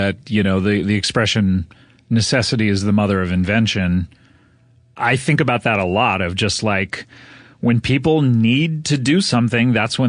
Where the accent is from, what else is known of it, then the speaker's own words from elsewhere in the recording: California, United States; Growing up in Orange County, for your listeners, it is kind of a rich pocket of California. It's a little bit south of Los Angeles.